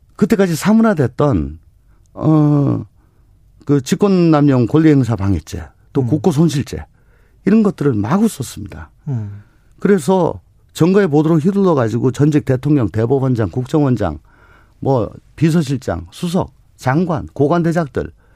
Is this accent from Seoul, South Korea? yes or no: no; Daegu, South Korea; 원래 대구가 고향입니다.